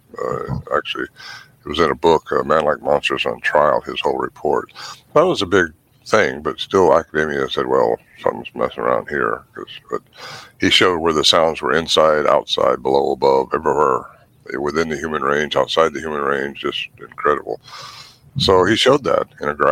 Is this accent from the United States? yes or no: yes; Humboldt County, California, United States; I was raised in Humboldt County up there where Bluff Creek is